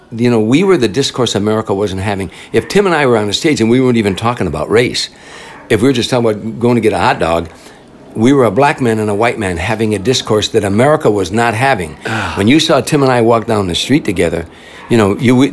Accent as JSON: {"language": "English", "town": "Chicago", "region": "Illinois", "country": "United States", "moved": "yes", "said": "I'm from Chicago"}